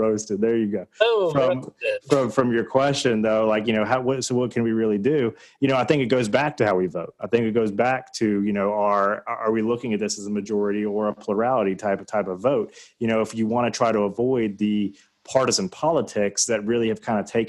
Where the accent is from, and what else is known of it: the South, United States